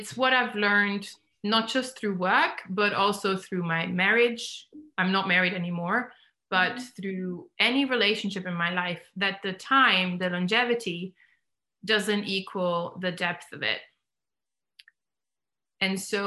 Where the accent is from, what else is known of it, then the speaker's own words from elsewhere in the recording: Germany; now in England; I grew up in Germany